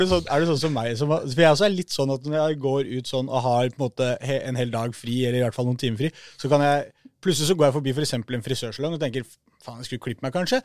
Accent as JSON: {"language": "Norwegian", "region": "Oslo", "country": "Norway", "said": "jeg er fra Mortensrud"}